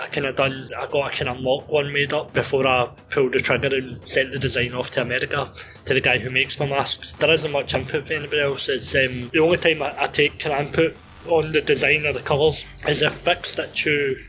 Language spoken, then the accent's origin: English; Greenock, Scotland, United Kingdom; my hometown show